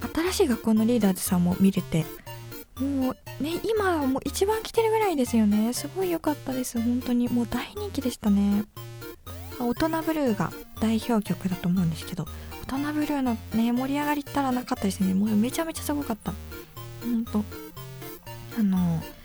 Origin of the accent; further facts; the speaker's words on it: Yamagata, Japan; moved away; 私はあの地元山形県